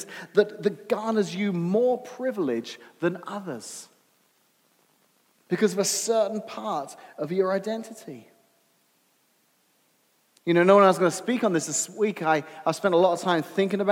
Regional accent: United Kingdom; now in United States; I'm British American.

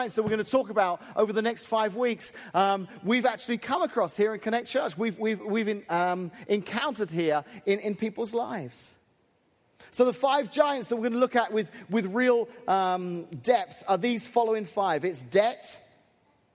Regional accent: England, United Kingdom; now in United States; as an Englishman who's moved here

